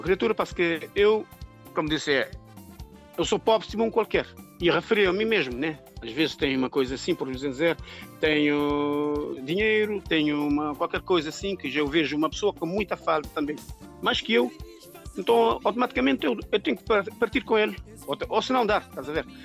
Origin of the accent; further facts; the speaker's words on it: São Vicente, Cape Verde; moved away as an adult; also born or lived in Praia, Santiago, Cape Verde; now in France; eu nasci em Santiago, na praia, e criei em São Vicente. Foi para São Vicente, eh, ainda pequeno, com a minha mãe. E pronto, fiquei em São Vicente até de grande